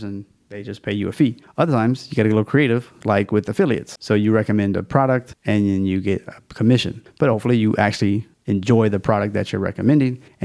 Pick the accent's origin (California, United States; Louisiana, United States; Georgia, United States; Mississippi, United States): Louisiana, United States; It's my home state